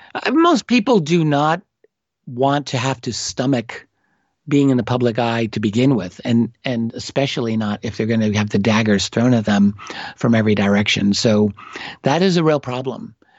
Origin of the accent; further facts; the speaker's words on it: New York City, New York, United States; I am an American. I'm an American from New York City